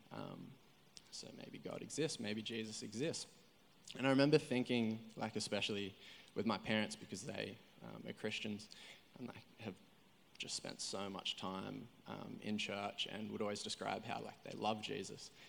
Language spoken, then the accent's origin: English; Coffs Harbour, New South Wales, Australia; moved away as an adult; now in Coolangatta, Australia; I grew up down in Coffs Harbour, so it's like three and a half hours south. Um, so I was born down there